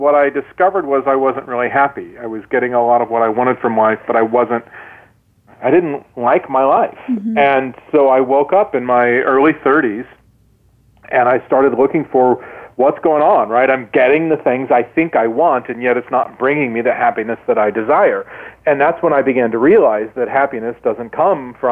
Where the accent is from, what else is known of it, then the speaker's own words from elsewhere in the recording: Midwest, United States; I grew up in the Midwest